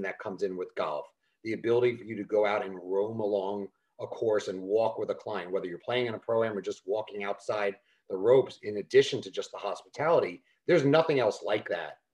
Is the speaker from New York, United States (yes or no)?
yes; New York, United States; moved away as an adult; now in Los Angeles, United States; Started off in my hometown, New York